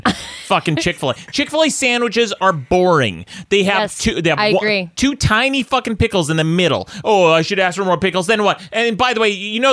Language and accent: English; Salt Lake City, Utah, United States; Here in Utah, my hometown, Salt Lake City